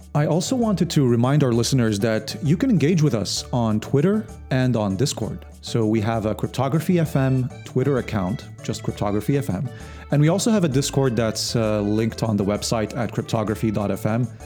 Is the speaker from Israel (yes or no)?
no; Lebanon; I'm originally from Lebanon